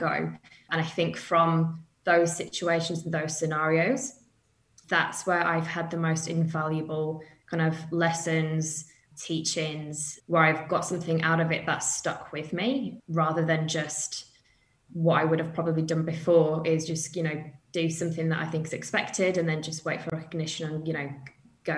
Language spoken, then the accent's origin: English; United Kingdom; moved away as an adult; as you can tell from my accent, I'm from the UK. So I've kind of moved to the other side of the world. I did that 8 years ago now.